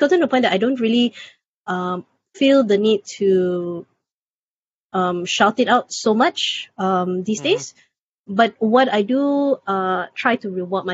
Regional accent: Selangor, Malaysia; in my state, my home state of Selangor

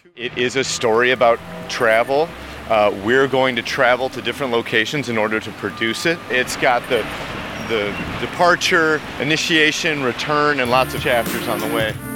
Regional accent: Chicago, Illinois, United States; moved away; I grew up in Chicago

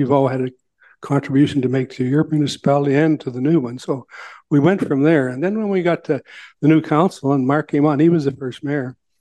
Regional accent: Southampton, Ontario, Canada; I was raised in Southampton

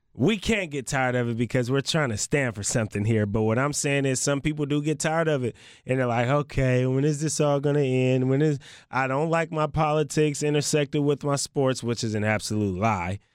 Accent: the Bay Area, California, United States; now in Portland, United States; I'm not in the Bay right now. That's, that's my hometown

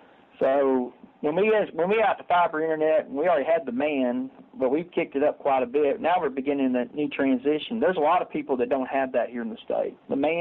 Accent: Delight, Arkansas, United States; also born or lived in Nashville, Arkansas / Texas; now in Arkadelphia, United States; I'm actually from DeLight, Arkansas, which is about 30 miles from here.

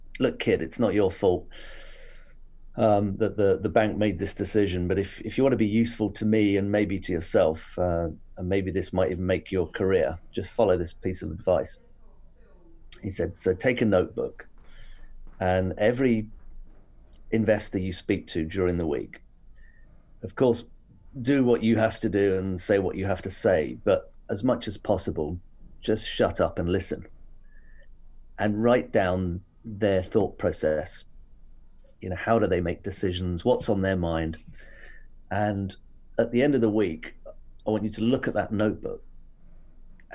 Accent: Hampshire, South East England, United Kingdom; also born or lived in Reading, Berkshire / London / Japan; moved to Hampshire when I was fairly young. Went to school here, boarding school

